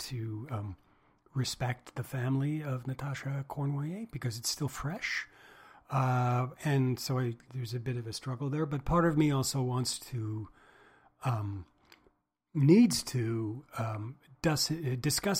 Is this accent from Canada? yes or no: yes; Trenton, Ontario, Canada; I was born in Trenton, Ontario